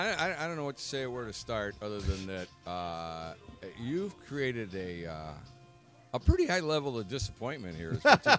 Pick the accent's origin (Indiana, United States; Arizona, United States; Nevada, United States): Indiana, United States; Muncie; born there; now in Minneapolis, United States; I was born on Diagonal Boulevard.